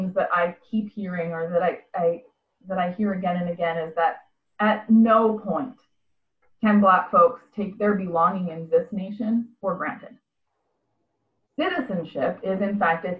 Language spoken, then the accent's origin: English; Canada; moved away as an adult; now in United States; I sometimes feel like I hold American citizenship, but I am Canadian